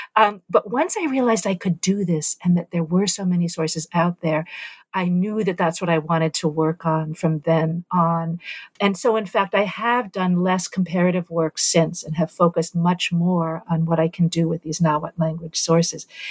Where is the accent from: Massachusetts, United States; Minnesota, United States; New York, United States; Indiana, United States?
New York, United States; New York City; also born or lived in Nicaragua; as a young person growing up in New York City in the 1970s